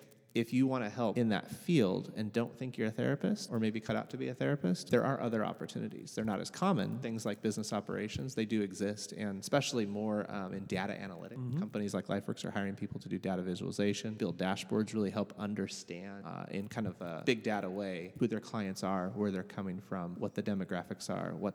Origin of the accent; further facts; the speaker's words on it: Portland, Oregon, United States; University of Portland right here in my hometown.